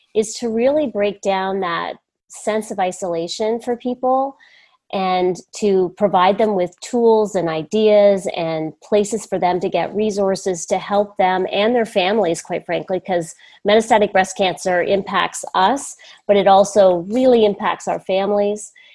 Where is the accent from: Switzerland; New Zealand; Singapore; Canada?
Canada; also born or lived in United States; I'm Canadian. That's another thing that's pretty important. I'm Canadian and American, and uh, all my family's in Canada